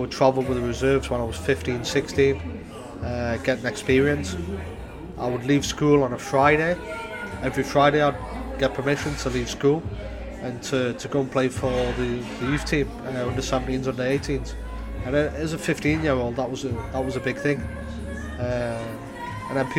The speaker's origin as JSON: {"language": "English", "town": "Newcastle upon Tyne", "region": "North East England", "country": "United Kingdom", "tie": "born or raised there", "moved": "as an adult", "lives_now": "Amsterdam, Netherlands"}